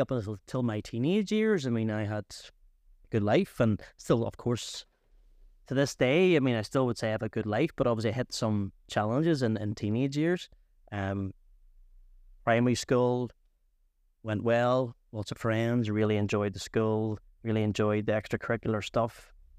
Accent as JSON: {"language": "English", "town": "Antrim", "region": "Northern Ireland", "country": "United Kingdom", "tie": "born or raised there", "said": "I'm originally from Antrim"}